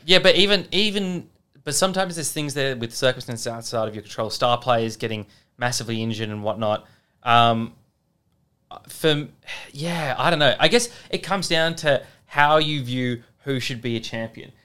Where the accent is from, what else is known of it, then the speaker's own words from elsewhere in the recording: Australia; as an Australian